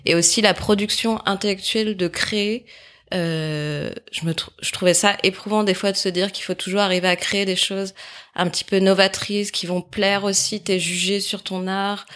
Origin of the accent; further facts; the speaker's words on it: near Saint-Étienne, Auvergne-Rhône-Alpes, France; moved away as an adult; also born or lived in Lyon; j'ai grandi à côté de Saint-Étienne, euh, où j'ai vécu en famille avec euh, mes parents.